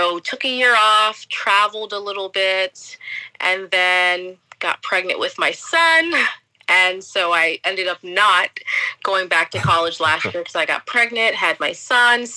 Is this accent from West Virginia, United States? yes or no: no; Wellington, Florida, United States; moved away as an adult; also born or lived in New York; now in Ireland; So I am from West Palm Beach, but I grew up in the suburbs, so not the city. So I'm specifically from Wellington.